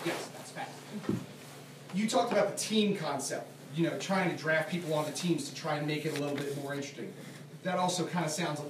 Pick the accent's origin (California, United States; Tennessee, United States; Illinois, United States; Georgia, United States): Georgia, United States; Atlanta; I'm from Atlanta